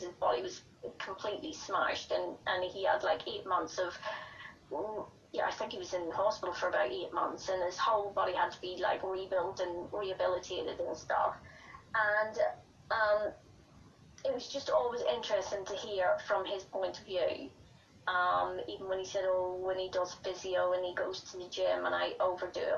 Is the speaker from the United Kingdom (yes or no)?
no; Ireland; I'm Irish